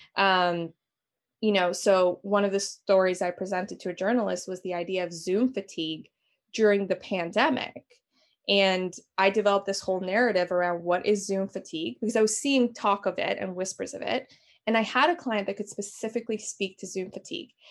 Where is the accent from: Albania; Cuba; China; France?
Albania; now in Toronto, Canada; I am from Albania originally